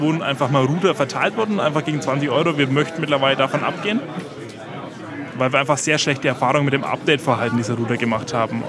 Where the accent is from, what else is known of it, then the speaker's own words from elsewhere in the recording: Franconia, Bavaria, Germany; accent: Franconian; mein Dialekt ist durchaus fränkisch und der kann man auch recht schnell erkennen